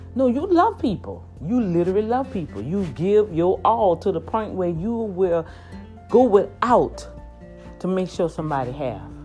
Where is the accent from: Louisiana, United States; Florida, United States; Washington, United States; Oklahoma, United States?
Louisiana, United States; New Orleans; moved away as an adult; also born or lived in Houston, Texas; now in near Houston, United States; in my hometown, in New Orleans, Louisiana, where I was born and raised.